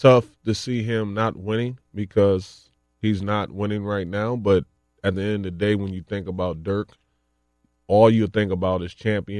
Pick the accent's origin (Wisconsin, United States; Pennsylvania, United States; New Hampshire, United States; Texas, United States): Wisconsin, United States; Racine; I had a chance back in my hometown, Racine, Wisconsin.